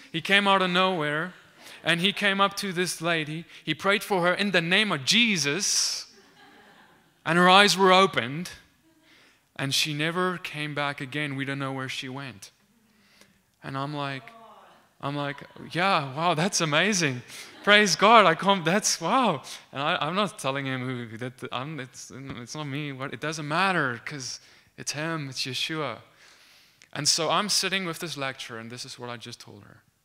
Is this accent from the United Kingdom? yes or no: no; South Africa; moved away; I'm from South Africa, for, uh, for those of you who don't know. I studied at the University of Pretoria